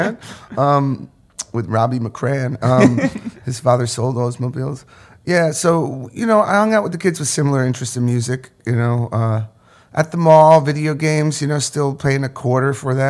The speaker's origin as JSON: {"language": "English", "area": "Orange County", "region": "New York", "country": "United States", "tie": "born or raised there"}